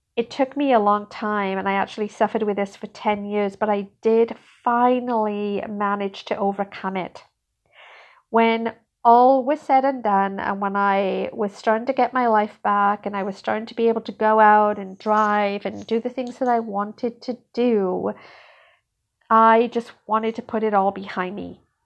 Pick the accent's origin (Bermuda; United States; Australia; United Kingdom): United Kingdom; moved away as an adult; now in Canada; I grew up in Britain